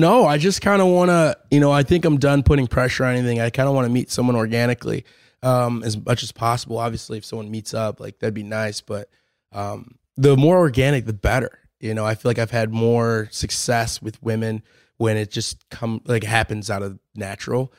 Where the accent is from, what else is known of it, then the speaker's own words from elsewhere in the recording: Lake Forest, Illinois, United States; moved away as an adult; also born or lived in Europe; I was born in Lake Forest, Illinois, um, just outside of Chicago. Um, lived there my whole life pretty much